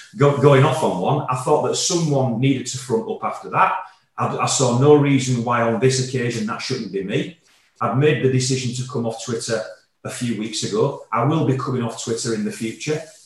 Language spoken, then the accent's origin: English; Yorkshire and the Humber, United Kingdom; I'm born and bred in Yorkshire